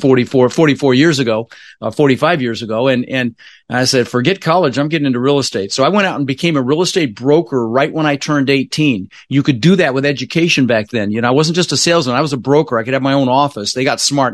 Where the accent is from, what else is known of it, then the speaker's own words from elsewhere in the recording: Denver, Colorado, United States; also born or lived in Netherlands; I immigrated to this country when I was, uh, six years old with my, uh, brother Albert, my mother's Vancha. I was born in the Netherlands, you know, wooden shoes and windmills and, and, uh, We, uh, we, um, ended up in Denver, Colorado. Um, really struggled growing up